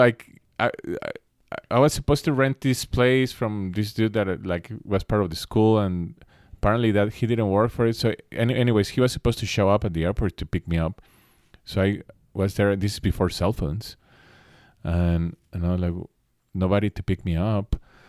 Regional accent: Mexico City, Mexico; moved away as an adult; now in Los Angeles, United States; In 19, I moved to LA. Mm-hmm. That's when I moved to the States, which is pretty young for a Mexican actually to leave the household.

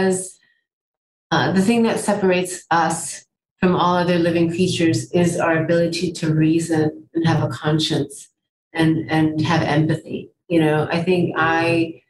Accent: United States; now in New York, United States; I'm an American. I grew up here

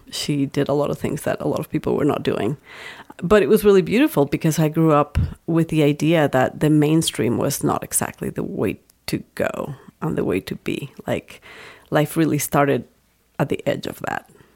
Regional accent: Mexico; moved away as an adult; now in United States; I grew up in Mexico

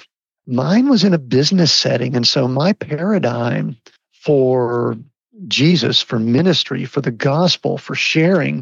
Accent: Atlanta area, Georgia, United States; I grew up in the Atlanta area, and I always tell people I grew up in a small town just outside of Atlanta

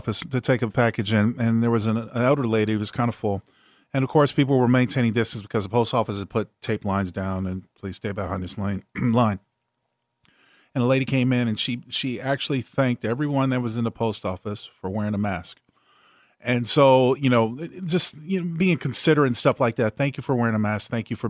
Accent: California, United States; I remember growing up in Southern California when they first instituted the no shirts, no shoes, no service type of thing.

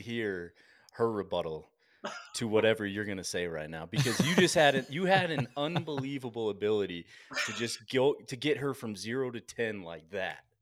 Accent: East Coast, United States; now in Colorado, United States; growing up on the East Coast

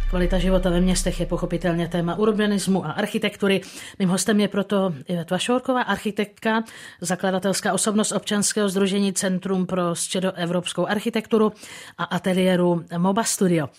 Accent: Hradec Králové Region, Czechia; můj rodný kraj

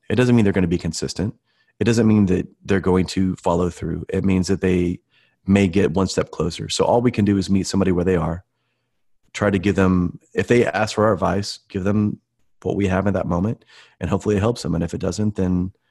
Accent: Midwest, United States; I'm from the Midwest, you know, Coca-Colas and all that kind of stuff.

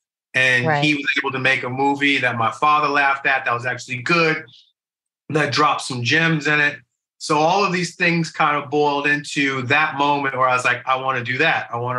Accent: Denver, Colorado, United States; I'm from Denver, Colorado.

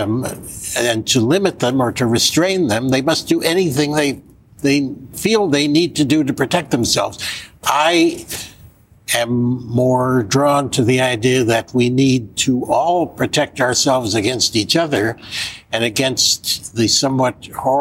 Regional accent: United States; I'm an American and I'm paying taxes to the American government

